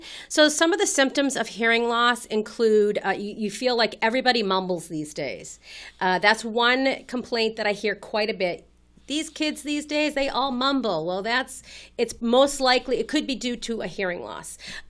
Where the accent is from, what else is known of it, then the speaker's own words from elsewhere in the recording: Winchester, Massachusetts, United States; also born or lived in Rhode Island; I grew up in Winchester.